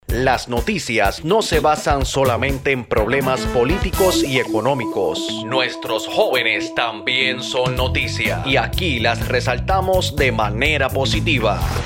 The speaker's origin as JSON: {"language": "Spanish", "town": "San Juan", "country": "Puerto Rico", "said": "vengo de Cupe Alto, San Juan"}